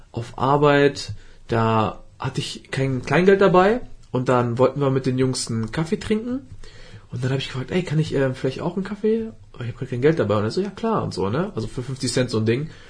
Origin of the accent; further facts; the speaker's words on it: Salzgitter, Lower Saxony, Germany; ich bin hier groß geworden, kann man so sagen.